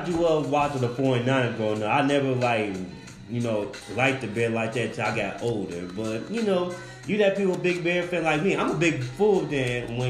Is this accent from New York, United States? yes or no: no; Chicago, Illinois, United States; I'm from the South Side